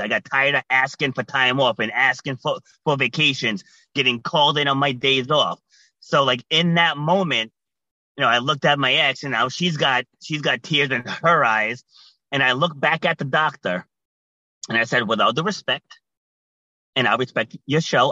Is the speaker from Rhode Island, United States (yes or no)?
yes; Rhode Island, United States; also born or lived in New York City; I was born in New York City, but I was raised in Rhode Island.